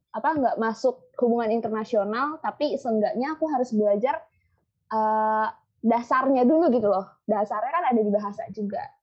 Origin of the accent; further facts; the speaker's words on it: Palembang, South Sumatra, Indonesia; also born or lived in Bogor; now in Jakarta, Indonesia; soalnya aslinya itu gue dari Palembang tapi tinggal di Bogor tapi sekarang lagi tinggal di Jakarta